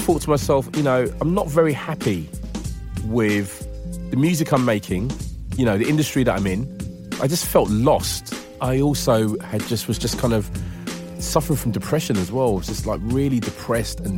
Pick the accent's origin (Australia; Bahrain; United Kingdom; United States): United Kingdom; London; growing up in London